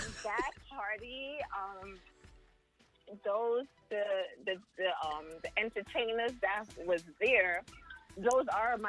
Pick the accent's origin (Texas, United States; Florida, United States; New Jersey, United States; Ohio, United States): New Jersey, United States; Jersey City; Yeah, I'm from Jersey City.